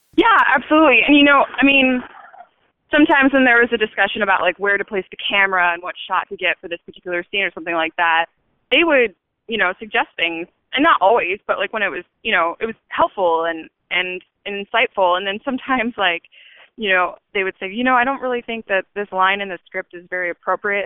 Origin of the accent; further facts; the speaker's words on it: Chico, California, United States; moved away as an adult; now in Los Angeles, United States; I'm from Chico, California, and um, I moved to LA to go to the American Academy of Dramatic Arts